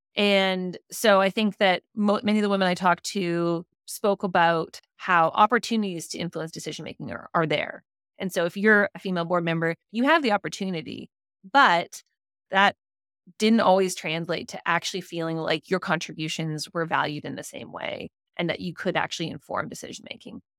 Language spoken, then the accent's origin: English; Whitehorse, Yukon, Canada; I grew up in Whitehorse, and my dad was really involved in co-management